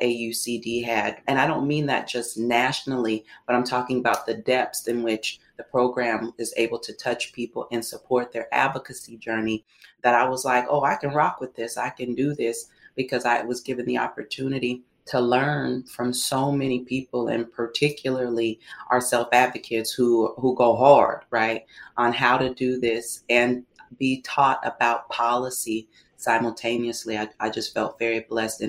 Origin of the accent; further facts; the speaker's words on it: Seattle, Washington, United States; I'm born and raised in Seattle